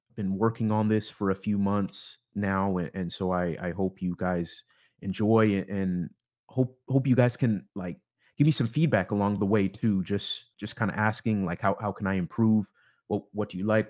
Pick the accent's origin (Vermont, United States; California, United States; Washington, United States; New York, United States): Washington, United States; Bellevue; also born or lived in Issaquah, Washington / Seattle, Washington; I, I am from Seattle, Washington. grew up more specifically in, in the suburbs east of the city in, in Bellevue and Issaquah